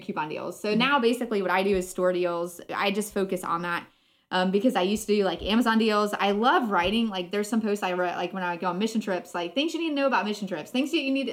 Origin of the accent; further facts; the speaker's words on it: Florida, United States; I grew up in Florida